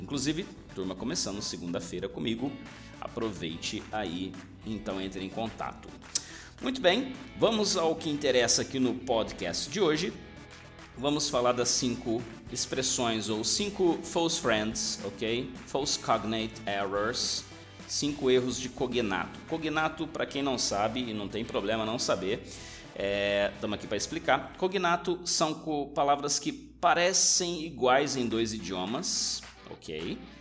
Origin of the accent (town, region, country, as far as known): Brazil